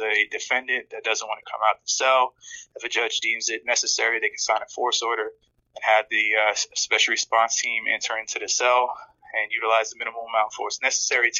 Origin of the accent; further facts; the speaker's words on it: New York City, New York, United States; also born or lived in Camden, New Jersey; we eventually moved to New York, where we settled down in Queens.